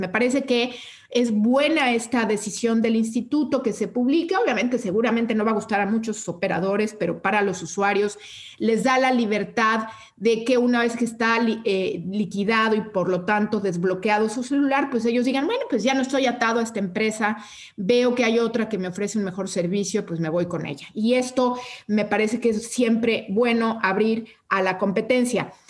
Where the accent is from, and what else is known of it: Mexico